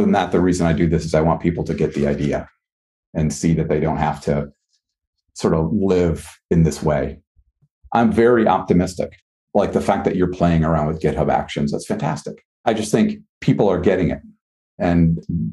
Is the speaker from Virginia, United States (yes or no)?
no; Wisconsin, United States; now in Boston, United States; I grew up in Wisconsin.